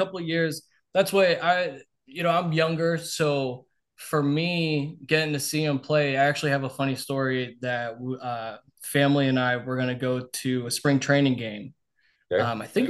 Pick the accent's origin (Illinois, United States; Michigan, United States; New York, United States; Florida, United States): Florida, United States; Tampa; I'm born and raised in Tampa.